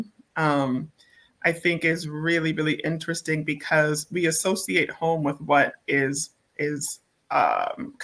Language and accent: English; Boston, Massachusetts, United States; growing up in Boston